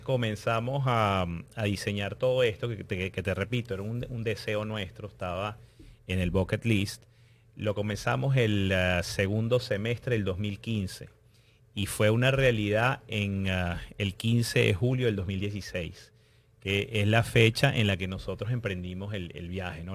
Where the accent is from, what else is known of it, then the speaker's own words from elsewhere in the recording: Venezuela; moved away as an adult; Nosotros somos eh, inmigrantes venezolanos.